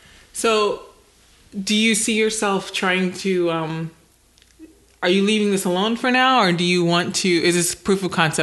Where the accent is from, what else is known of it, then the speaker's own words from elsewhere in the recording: Virginia, United States; My family's from New York. I don't know if Jen told you, but we're both from Virginia originally